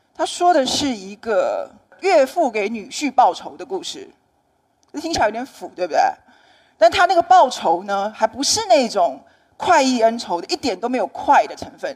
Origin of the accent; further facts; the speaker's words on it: Taiwan; 那我在台湾写小说，也写一些散文，那么也出过一些书